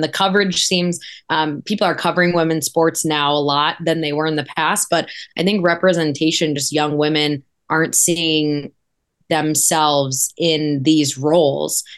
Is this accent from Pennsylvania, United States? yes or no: no; Wisconsin, United States; moved away; I'm originally from Wisconsin, um, and grew up a big Badger, Packer, Cubs, everything fan